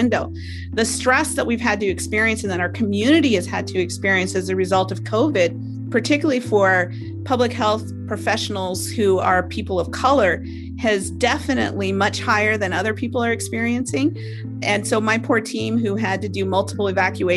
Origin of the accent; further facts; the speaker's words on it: Alaska, United States; I'm from Alaska